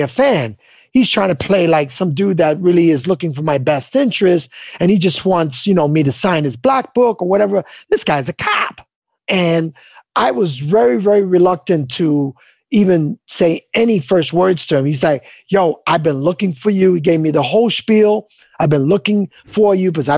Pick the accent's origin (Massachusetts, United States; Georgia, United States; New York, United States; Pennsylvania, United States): New York, United States; I grew up on the Lower East Side